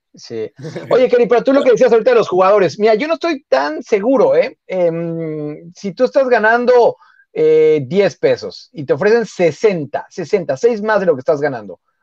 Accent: Mexico; nosotros como mexicanos

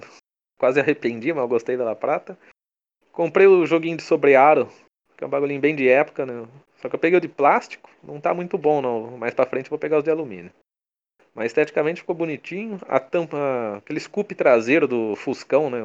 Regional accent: Brazil; accent: caipira; meu sotaque caipira

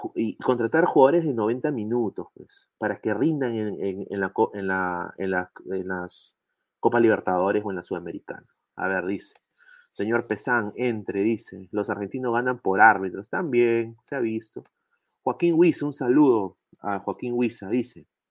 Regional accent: Peru; como peruano

